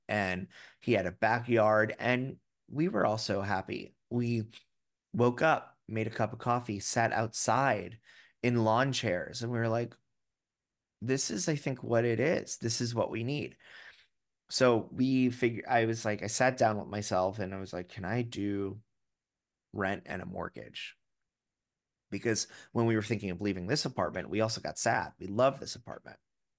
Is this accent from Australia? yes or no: no; New York City, New York, United States; because I am a New Yorker and I am a proud New Yorker.